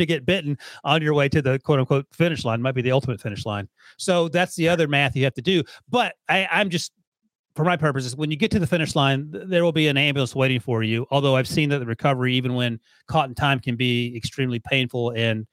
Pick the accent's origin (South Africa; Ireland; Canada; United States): United States; the South; now in New York, United States; growing up in the South